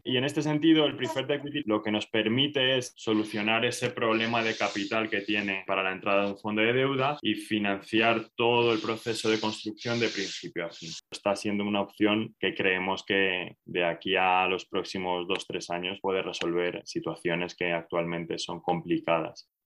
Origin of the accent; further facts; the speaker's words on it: Spain; soy español, estoy en Madrid